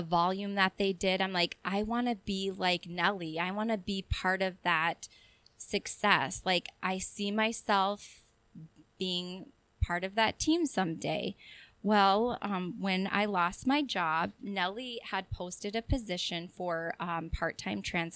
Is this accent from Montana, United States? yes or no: no; South Dakota, United States; moved away as an adult; now in Chippewa Falls, United States; I'm from South Dakota.